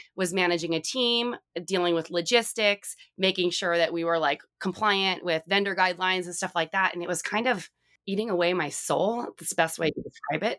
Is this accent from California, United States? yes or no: yes; Southern California, United States; I grew up in Southern California